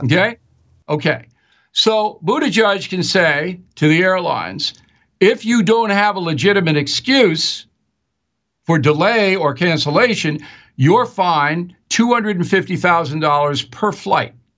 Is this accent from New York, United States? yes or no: yes; Long Island, New York, United States; I'm an Irish guy from Long Island